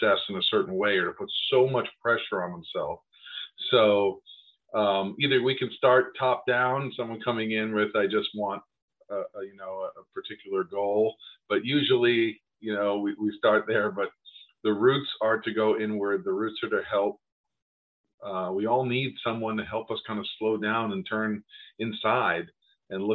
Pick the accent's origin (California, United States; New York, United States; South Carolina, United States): New York, United States; I grew up in New York